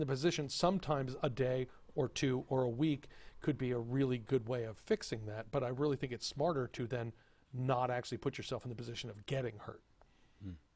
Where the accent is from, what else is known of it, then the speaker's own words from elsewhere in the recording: Texas, United States; moved away; also born or lived in Rochester, New York; growing up in Texas